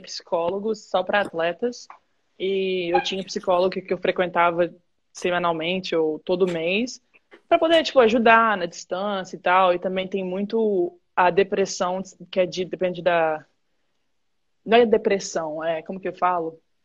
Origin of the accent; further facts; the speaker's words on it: Vitória, Espírito Santo, Brazil; moved away as an adult; also born or lived in Michigan, United States; eu sou de Vitória, no Espírito Santo